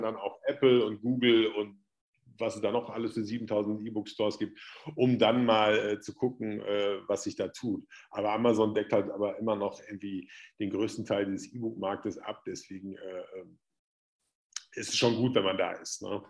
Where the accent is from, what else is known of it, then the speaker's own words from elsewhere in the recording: Hagen, North Rhine-Westphalia, Germany; auch in Hagen, da wo ich herkomme